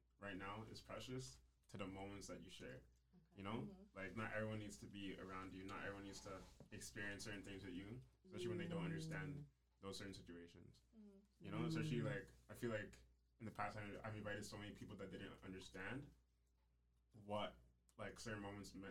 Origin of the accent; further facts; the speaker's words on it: Ghana; I'm Ghanaian